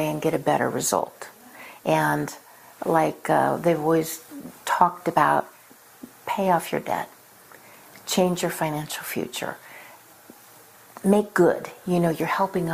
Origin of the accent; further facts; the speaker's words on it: Reno, Nevada, United States; I grew up in Reno, Nevada, and I went to Oregon State for a couple years.